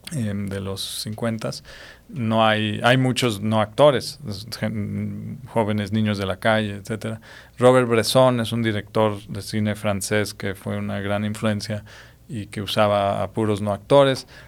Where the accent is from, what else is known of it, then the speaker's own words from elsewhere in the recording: Mexico; mi lado mexicano